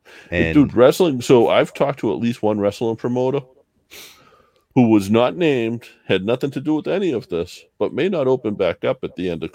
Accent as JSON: {"language": "English", "region": "Massachusetts", "country": "United States", "said": "Red T, we both have Irish heritage. We are not from Ireland. We're both from the States. I'm Massachusetts."}